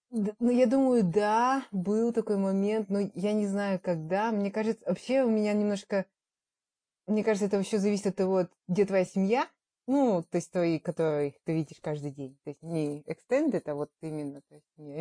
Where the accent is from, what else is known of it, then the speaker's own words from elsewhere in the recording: Kazakhstan; moved away as an adult; also born or lived in Italy / Astana; now in Australia; мы вернулись в Казахстан